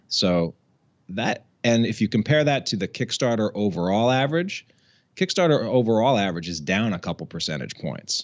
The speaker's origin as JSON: {"language": "English", "town": "Albany", "region": "New York", "country": "United States", "tie": "born or raised there", "also_born_or_lived": "Washington, D.C.", "moved": "as an adult", "lives_now": "Massachusetts, United States", "said": "I grew up in Albany, New York, um, which is you know the capital city of uh, of sort of upstate New York"}